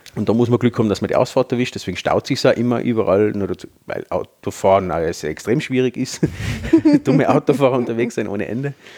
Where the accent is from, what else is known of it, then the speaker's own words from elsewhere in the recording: Tyrol, Austria; bei uns in Tirol